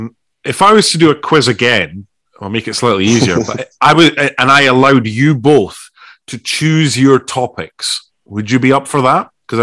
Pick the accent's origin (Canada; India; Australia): Australia; I'm the Australian Benjamin Button. I'm only 22, honestly